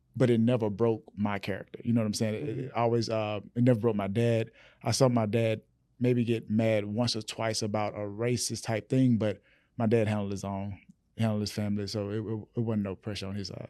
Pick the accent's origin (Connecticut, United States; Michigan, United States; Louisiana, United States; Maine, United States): Louisiana, United States; Rayville; my small town, um, born in Rayville, Louisiana